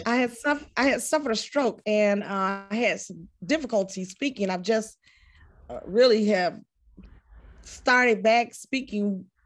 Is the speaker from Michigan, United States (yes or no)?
no; Waukegan, Illinois, United States; I'm from Waukegan, Illinois.